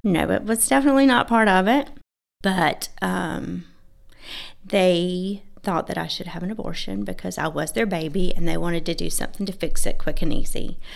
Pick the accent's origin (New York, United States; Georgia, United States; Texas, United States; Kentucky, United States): Georgia, United States; I was raised in a small town, uh, in Georgia.